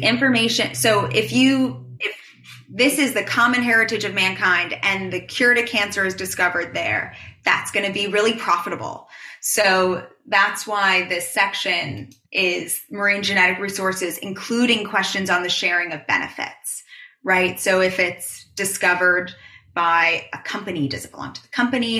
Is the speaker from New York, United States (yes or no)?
yes; New York City, New York, United States; I am born and raised in New York, in New York City.